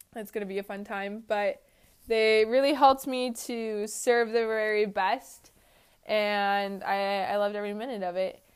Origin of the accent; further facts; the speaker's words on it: Georgia, United States; I was just from Georgia